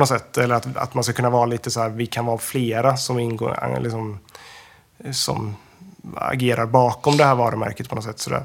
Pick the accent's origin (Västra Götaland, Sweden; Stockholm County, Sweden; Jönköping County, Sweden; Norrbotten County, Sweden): Västra Götaland, Sweden; jag är från Lillhättan